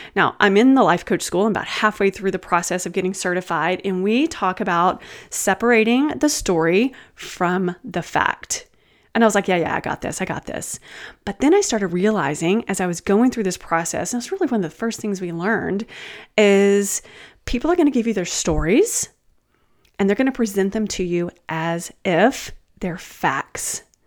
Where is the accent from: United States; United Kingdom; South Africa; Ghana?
United States; Texas; I'm from Texas